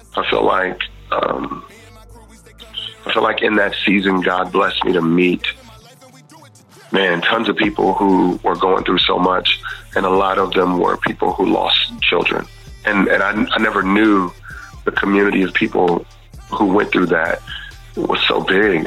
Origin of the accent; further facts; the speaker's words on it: Houston, Texas, United States; I grew up in Texas and Houston